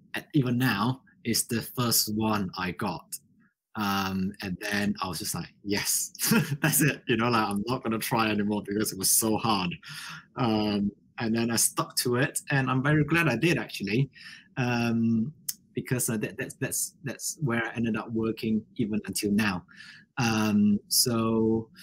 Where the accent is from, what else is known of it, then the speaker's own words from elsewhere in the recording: Malaysia; English is a second language; moved away as an adult; now in United Kingdom; I was born and raised in Malaysia for the first 18 years of my life